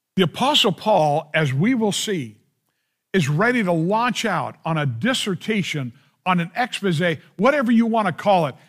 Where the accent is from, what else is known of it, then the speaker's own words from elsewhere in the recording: United States; I love being an American